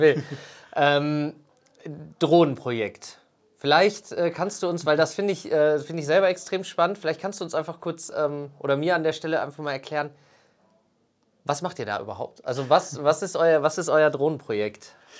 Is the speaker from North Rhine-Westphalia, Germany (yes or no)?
yes; Sauerland, North Rhine-Westphalia, Germany; moved away; ich bin so zurück ins Sauerland gekommen